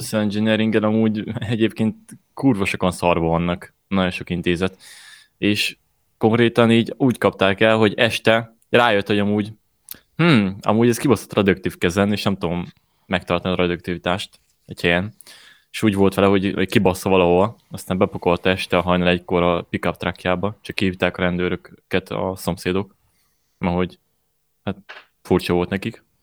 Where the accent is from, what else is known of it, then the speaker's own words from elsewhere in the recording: Hungary; magyarok vagyunk